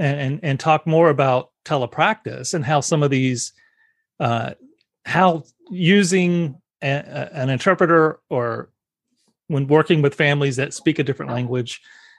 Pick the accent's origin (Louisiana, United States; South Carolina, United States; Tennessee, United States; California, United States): South Carolina, United States; I grew up in South Carolina. That's not the little known fact, but I grew up in South Carolina.